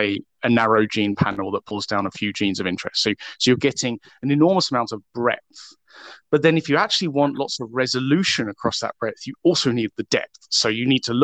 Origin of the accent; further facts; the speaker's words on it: United Kingdom; moved away as an adult; now in Vancouver, Canada; I actually work in Vancouver, although I am British originally